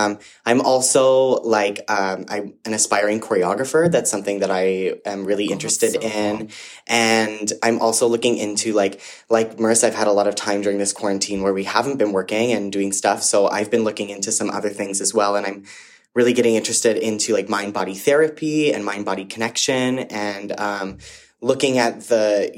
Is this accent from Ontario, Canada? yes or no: yes; Mississauga, Ontario, Canada; I am from Mississauga